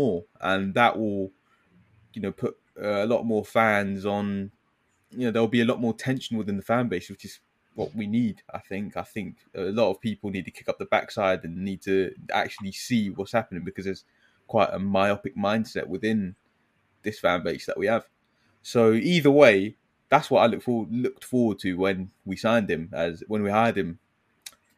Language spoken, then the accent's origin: English; United Kingdom; as British people